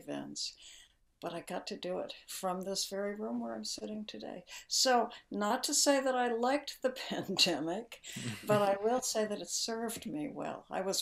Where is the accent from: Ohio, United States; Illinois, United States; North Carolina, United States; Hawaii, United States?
Hawaii, United States; Honolulu; I was born in Honolulu